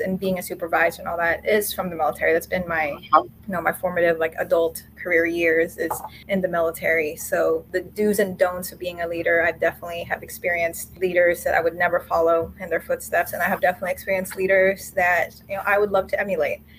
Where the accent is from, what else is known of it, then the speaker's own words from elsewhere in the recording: Florida, United States; also born or lived in Manila, Philippines; I was born and spent my early childhood in the Philippines and with my family, and then later childhood and early adulthood in Florida